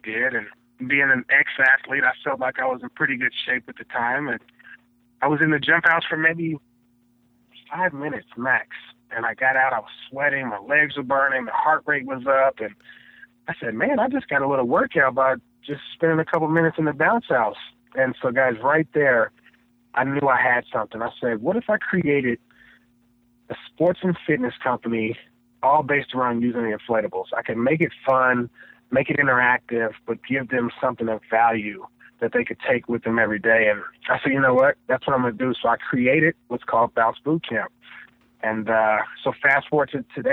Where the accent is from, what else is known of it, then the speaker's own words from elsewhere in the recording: Tulsa, Oklahoma, United States; moved away as an adult; also born or lived in Kansas; I grew up in Tulsa, Oklahoma.